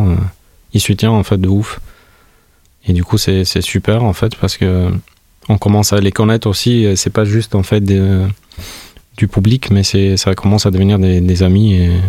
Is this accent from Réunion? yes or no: no; Tirana, Tirana County, Albania; now in France; je viens de l'Albanie. Je viens de, Tirana, qui est la capitale de l'Albanie. Alors je suis venu au, début à Toulouse.